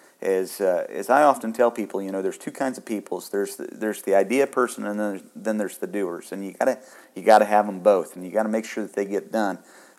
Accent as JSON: {"language": "English", "region": "Kansas", "country": "United States", "lives_now": "Indiana, United States", "said": "But I'm originally from Northwest Kansas, and you know, and now I'm here in Indiana"}